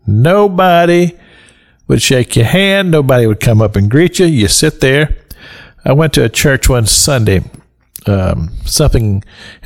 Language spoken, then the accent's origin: English; Kentucky, United States; we grew up in the Christian church in Kentucky